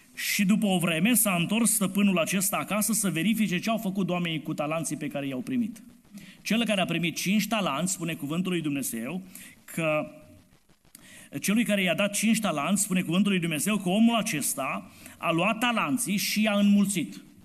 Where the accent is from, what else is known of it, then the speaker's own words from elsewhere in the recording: Romania; Noi suntem români